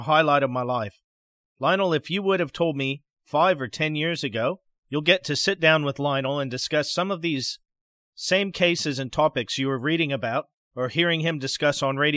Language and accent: English; Pacific Northwest, United States; we grew up in the wilds of the Pacific Northwest in the mountains